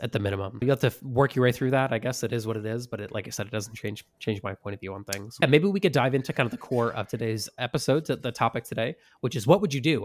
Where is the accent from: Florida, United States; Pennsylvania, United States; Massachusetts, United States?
Massachusetts, United States; moved away; where I grew up in Massachusetts